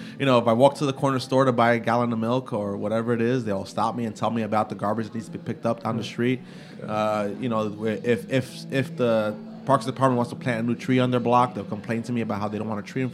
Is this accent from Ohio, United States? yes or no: no; New York City, New York, United States; I grew up, my family, my siblings and I grew up in East New York, a very rough neighborhood in the 90s and the 80s.